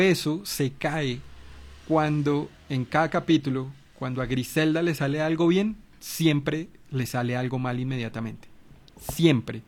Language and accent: Spanish; Colombia; como colombianos